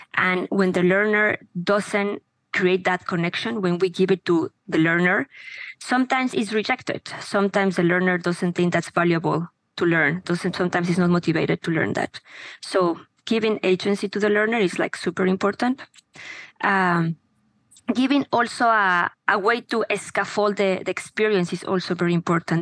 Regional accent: Mexico; moved away as an adult; now in United States; I am from Mexico. I was born there. I have been living in the US for the last 20 uh, something

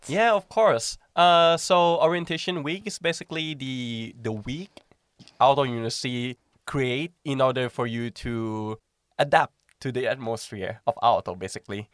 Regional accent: Thailand; moved away as an adult; now in Finland; I'm from Thailand

